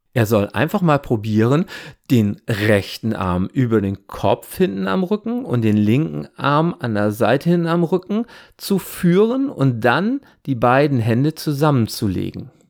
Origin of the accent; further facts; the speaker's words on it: Wesermarsch, Lower Saxony, Germany; Ich bin in der Wesermarsch aufgewachsen